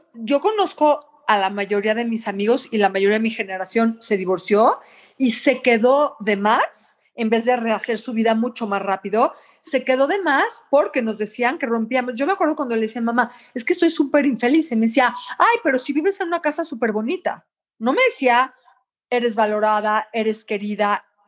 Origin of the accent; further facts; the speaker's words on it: Mexico; moved away; also born or lived in Canada; soy mexicana, soy cocinera